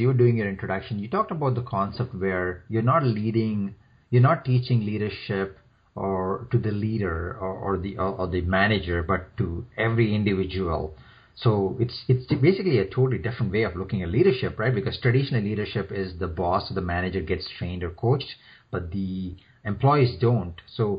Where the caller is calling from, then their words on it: Toronto, Ontario, Canada; I'm calling from Toronto.